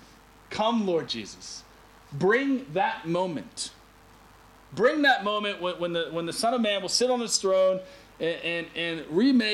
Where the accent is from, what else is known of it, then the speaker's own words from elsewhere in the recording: United States; moved away; All my years, growing up in America